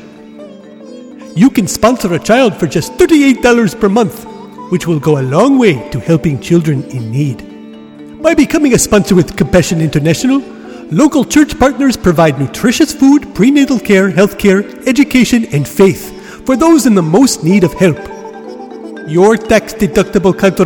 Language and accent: English; India; my home country of India.